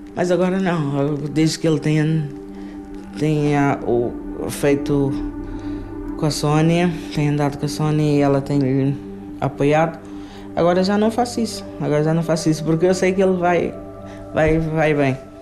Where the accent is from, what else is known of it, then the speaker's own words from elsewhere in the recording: Portugal; also born or lived in Cape Verde; Eu vim de Cabo Verde, mas vim com 6 meses de idade. Ainda era criança, não conheço a minha terra. Cresci aqui, em Portugal